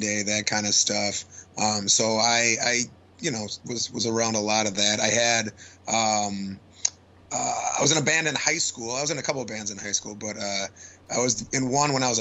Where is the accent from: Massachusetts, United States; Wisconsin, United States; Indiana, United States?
Wisconsin, United States; Wausau; moved away; I'm from Wausau, Wisconsin